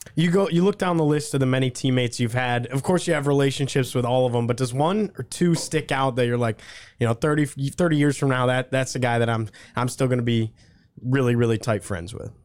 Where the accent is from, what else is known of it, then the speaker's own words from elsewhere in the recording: Syracuse, New York, United States; I grew up in Syracuse